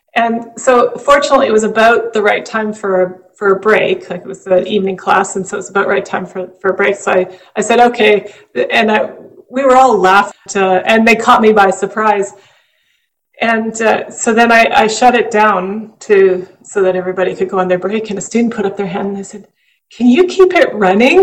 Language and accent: English; Western Canada, Canada; moved away; I grew up in Western Canada